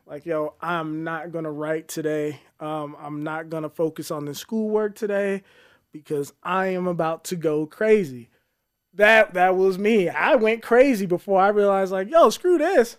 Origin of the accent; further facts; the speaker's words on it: Colorado Springs, Colorado, United States; born and raised in Colorado Springs